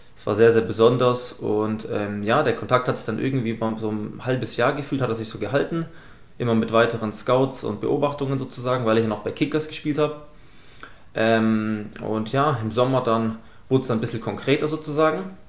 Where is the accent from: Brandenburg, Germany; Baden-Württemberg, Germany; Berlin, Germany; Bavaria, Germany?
Baden-Württemberg, Germany; Esslingen; ich komme aus Esslingen